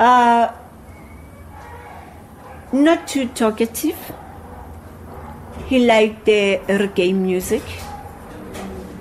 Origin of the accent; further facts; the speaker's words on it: Soweto, Gauteng, South Africa; I grew up in Soweto, I know Soweto